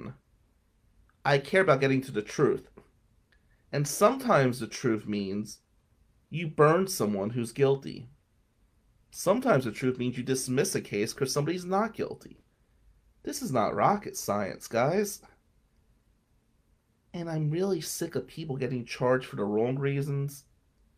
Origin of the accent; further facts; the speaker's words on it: Atlantic City, New Jersey, United States; also born or lived in Ventnor, New Jersey; growing up in Ducktown, St. Michael's Church was always the place Italians used to go.